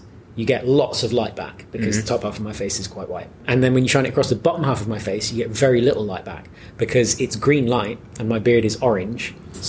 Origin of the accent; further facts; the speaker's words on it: Musselburgh, Scotland, United Kingdom; I don't sound it, as has been pointed out by everyone I've ever spoken to. But I'm from here. I'm from Musselburgh.